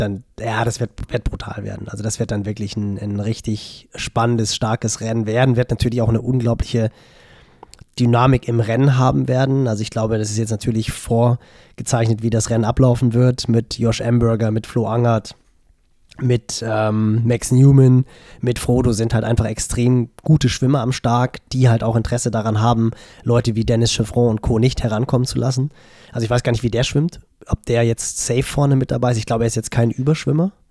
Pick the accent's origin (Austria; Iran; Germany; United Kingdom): Germany; Northern Germany; bei uns im Norden